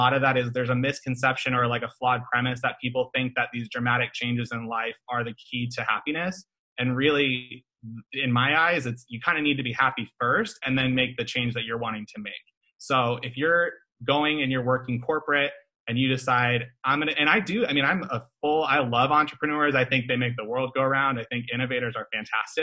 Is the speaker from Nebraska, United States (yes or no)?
yes; Omaha, Nebraska, United States; moved away; I'm from Omaha, Nebraska originally, so I see Buffett's name all over the buildings. Like, when I was growing up, I would see his name everywhere.